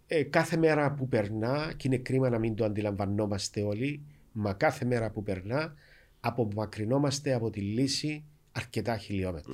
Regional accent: Vatili, Famagusta District, Cyprus; moved away; είμαι και πρόσφυγα, είμαι από τη Βατιλή

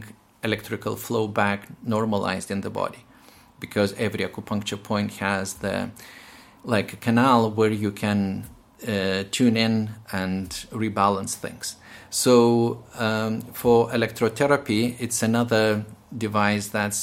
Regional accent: Lithuania; moved away as an adult; now in Northern Ireland, United Kingdom; I'm from Lithuania and I had quite a lot of Russian influence during my medical training

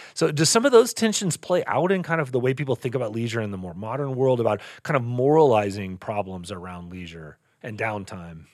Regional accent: Texas, United States; now in Montana, United States; I grew up in the West, but it was Texas. Before I moved to Montana

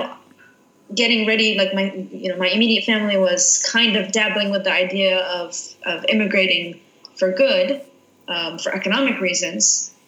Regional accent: Jerusalem, Palestine; born there; So I was born in Jerusalem, and, you know, it's very difficult for a Palestinian, especially born in Jerusalem

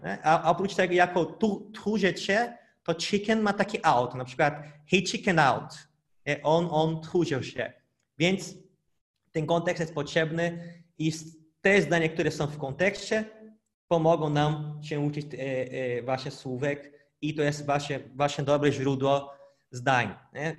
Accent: Brazil; Polish is a second language; now in Poland; pochodzę z Brazylii, mieszkam w Polsce

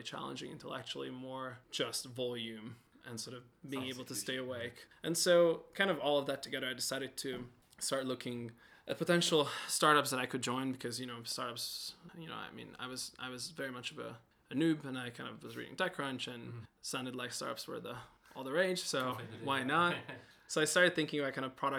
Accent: Budapest, Hungary; moved away as an adult; also born or lived in London / Chicago; I am originally Hungarian from Budapest

